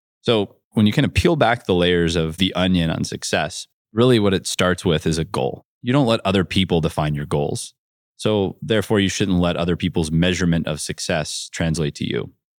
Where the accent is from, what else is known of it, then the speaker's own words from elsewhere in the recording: Ohio, United States; I grew up in North Central Ohio in a farm town with about 7,000 people.